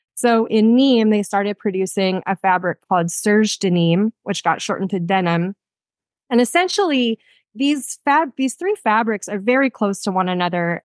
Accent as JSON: {"language": "English", "region": "Texas", "country": "United States", "tie": "born or raised there", "moved": "yes"}